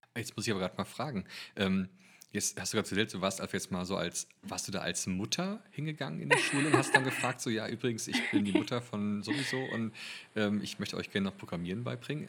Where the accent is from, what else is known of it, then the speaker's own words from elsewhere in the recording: Germany; als Deutscher